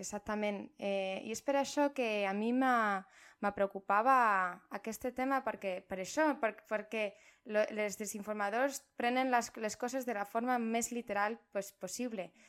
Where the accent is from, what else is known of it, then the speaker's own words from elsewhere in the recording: Madrid, Community of Madrid, Spain; Catalan is a second language; moved away; sóc de Madrid, llavors, eh, perdó si el meu català no és 100% perfecte